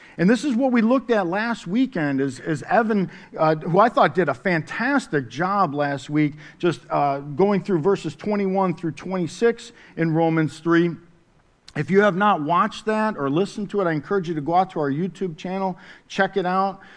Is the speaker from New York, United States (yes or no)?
yes; Syracuse, New York, United States; I grew up in the, uh, city of Syracuse, New York. I'm from the Cuse